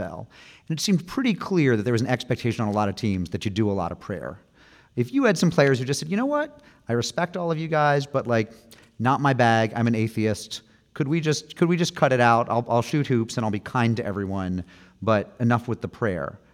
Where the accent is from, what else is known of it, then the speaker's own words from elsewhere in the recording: Springfield, Massachusetts, United States; my hometown of Springfield, Massachusetts